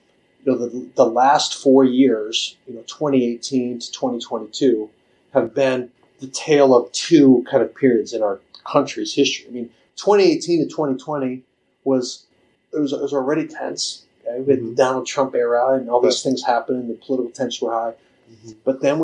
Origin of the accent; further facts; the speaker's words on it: Minnesota, United States; moved away as an adult; also born or lived in Iowa; now in Sioux Falls, United States; I grew up in Minnesota, graduated from high school in Minnesota